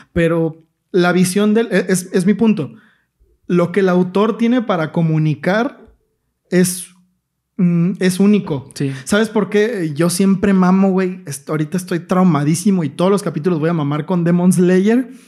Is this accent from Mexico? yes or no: yes; Mexico